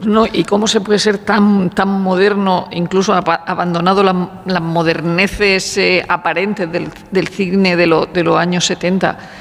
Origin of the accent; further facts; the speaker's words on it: Region of Murcia, Spain; soy de Murcia